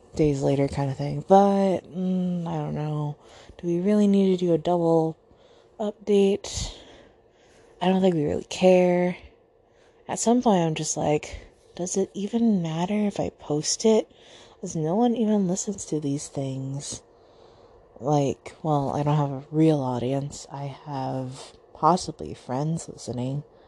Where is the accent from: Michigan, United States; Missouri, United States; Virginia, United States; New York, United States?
Virginia, United States; Southern; I am from Virginia. Specifically Southern Virginia